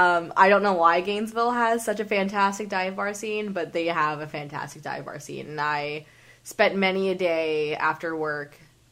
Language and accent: English; Canada; As a Canadian, I can guarantee you that is not how they spell grill.